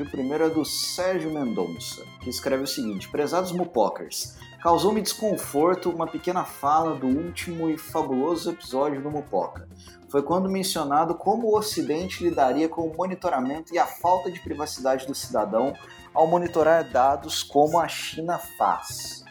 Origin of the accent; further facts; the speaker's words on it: Minas Gerais, Brazil; eu sendo mineiro